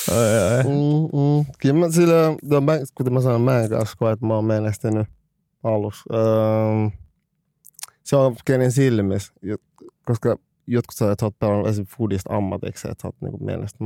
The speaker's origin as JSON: {"language": "Finnish", "country": "Finland", "said": "mä olen Suomesta"}